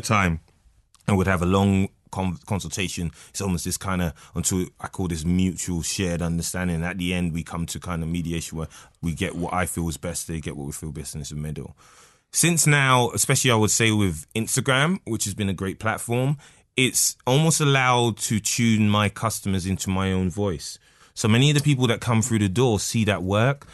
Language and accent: English; London, United Kingdom; now in Newcastle upon Tyne, United Kingdom; North London, Edmonton.